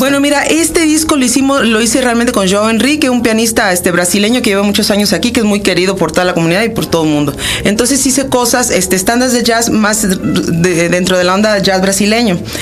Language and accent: Spanish; Coatzacoalcos, Veracruz, Mexico; also born or lived in Chihuahua, Mexico; originalmente soy de Chihuahua, nací en Chihuahua. Mis papás son norteños, pero crecí en Coatzacoalcos, Veracruz